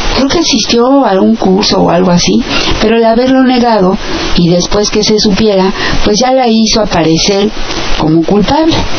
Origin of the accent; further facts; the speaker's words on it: Mexico; nuestro país